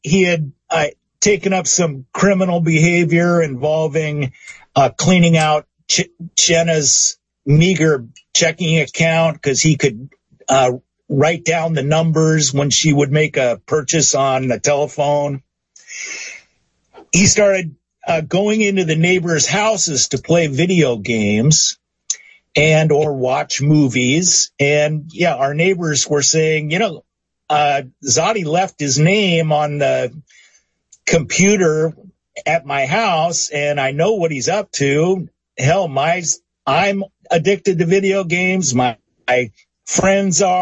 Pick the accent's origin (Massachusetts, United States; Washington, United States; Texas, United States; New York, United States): Washington, United States; Seattle; I'm from Seattle.